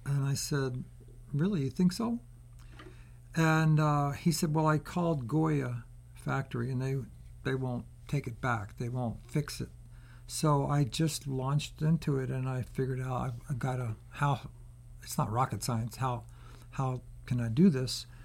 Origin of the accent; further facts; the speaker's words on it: Baltimore, Maryland, United States; moved away as an adult; also born or lived in San Francisco; I grew up in Baltimore.